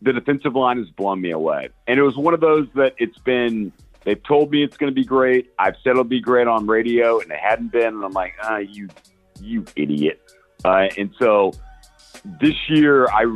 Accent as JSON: {"language": "English", "town": "Austin", "region": "Texas", "country": "United States", "tie": "born or raised there", "said": "I'm born and raised in Austin"}